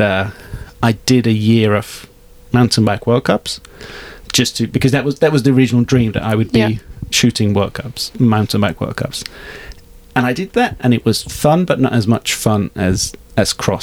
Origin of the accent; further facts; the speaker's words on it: Hungary; moved away; I'm from Hungary originally